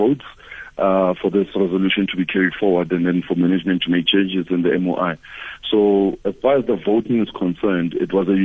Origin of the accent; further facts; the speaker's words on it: South Africa; we as South African men